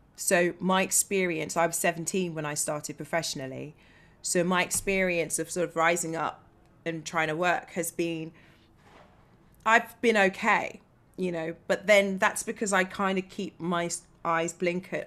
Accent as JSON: {"language": "English", "area": "Bedfordshire", "region": "East of England", "country": "United Kingdom", "moved": "as an adult", "lives_now": "London, United Kingdom", "said": "I come from Bedfordshire, so you know I'm a regional black"}